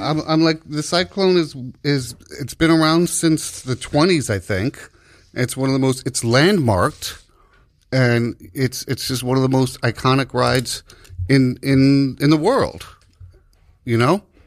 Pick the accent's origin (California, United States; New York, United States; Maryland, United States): New York, United States; as a New Yorker